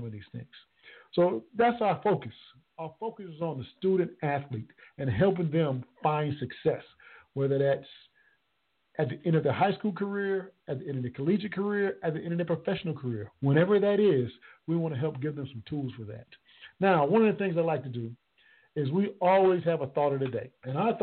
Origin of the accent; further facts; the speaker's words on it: Conway, South Carolina, United States; my hometown, Conway, South Carolina.